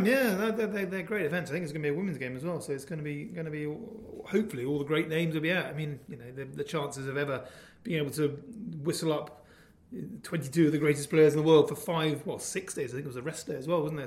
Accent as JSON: {"language": "English", "area": "Dorset", "region": "South West England", "country": "United Kingdom", "tie": "born or raised there", "said": "I grew up in Dorset"}